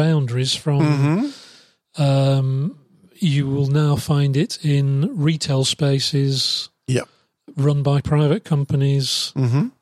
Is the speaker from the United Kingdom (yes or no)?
yes; United Kingdom; moved away; my home country, the United Kingdom